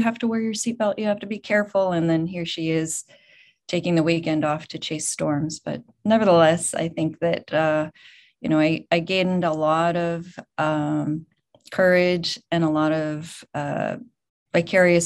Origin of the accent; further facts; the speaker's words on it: Boulder, Colorado, United States; moved away as an adult; also born or lived in California; I grew up in Boulder, and I grew up going to every single CU Buffaloes game.